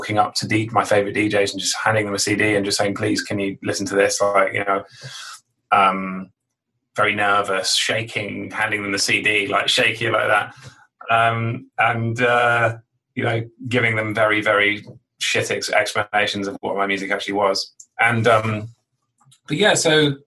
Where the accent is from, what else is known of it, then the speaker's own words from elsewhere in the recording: London, United Kingdom; now in New York, United States; I grew up in London, sort of like on the out. I mean, actually, you say London or the countryside. It was kind of halfway between, you know, I was stuck in the middle of both, really, on the outskirts of London.